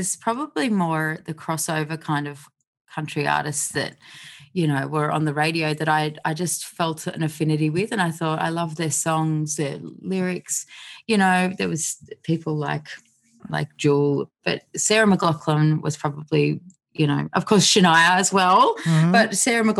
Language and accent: English; outside Canberra, New South Wales, Australia; I grew up on a property outside of Canberra